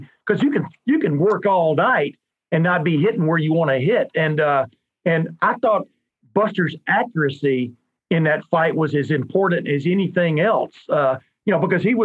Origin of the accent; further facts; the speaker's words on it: Columbus, Ohio, United States; I'm from Columbus, Ohio